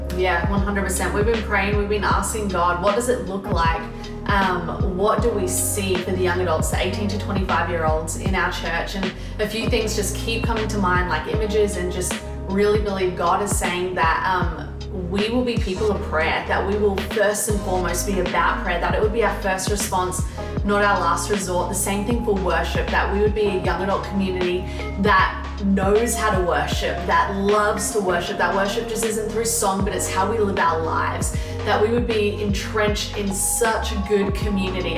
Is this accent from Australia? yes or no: yes; Australia; moved away as an adult; now in Anderson, United States; We moved from Australia three years ago um, and called Anderson home